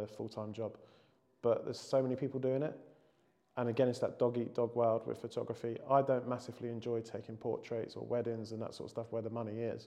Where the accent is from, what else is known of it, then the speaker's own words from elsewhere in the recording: England, United Kingdom; being English